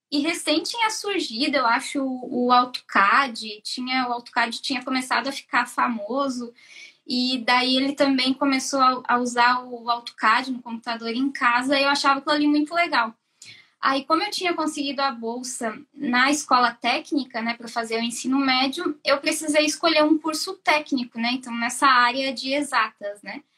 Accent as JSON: {"language": "Portuguese", "town": "Joinville", "region": "Santa Catarina", "country": "Brazil", "moved": "as an adult", "lives_now": "Ireland", "said": "sou de Joinville, Santa Catarina. Eu vim para cá faz um ano e meio"}